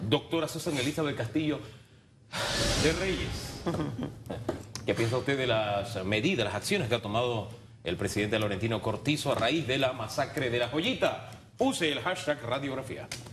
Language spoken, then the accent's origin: Spanish; Panama; yo, como panameño, todos los panameños